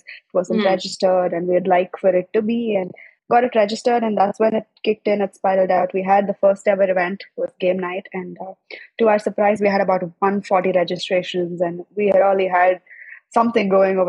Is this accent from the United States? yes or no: no; Chennai, Tamil Nadu, India; also born or lived in Andaman / Delhi; So I was born in Chennai, but I grew up all around India, from Andaman to Delhi to everywhere. And I came back to Chennai sometime around when I was around 6 to 10, I guess.